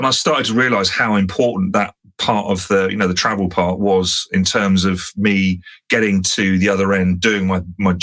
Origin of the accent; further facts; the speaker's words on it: London, United Kingdom; moved away as an adult; now in South Coast, United Kingdom; still as a Londoner, I need to be close enough to be able to just jump in the car and go, bosh, I'm back in on home turf